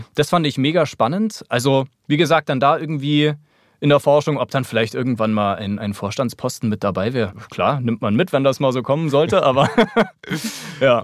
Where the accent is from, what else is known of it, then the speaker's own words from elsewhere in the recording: Munich, Bavaria, Germany; moved away as an adult; also born or lived in Grünwald; now in Berlin, Germany; als Münchner